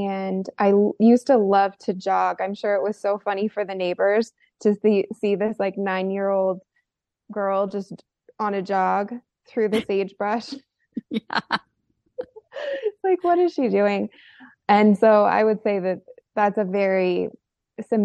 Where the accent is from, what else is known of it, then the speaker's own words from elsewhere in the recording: rural Oregon, United States; I grew up in a rural part of Oregon in the desert